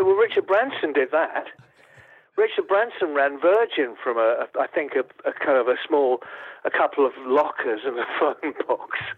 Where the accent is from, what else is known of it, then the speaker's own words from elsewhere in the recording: Essex, East Anglia, East of England, United Kingdom; I'm an East Anglian. You know, I'm from Essex in East Anglia